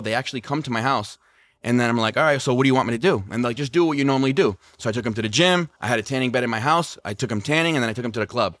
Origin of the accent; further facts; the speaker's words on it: Rhode Island, United States; now in Las Vegas, United States; I'm from Rhode Island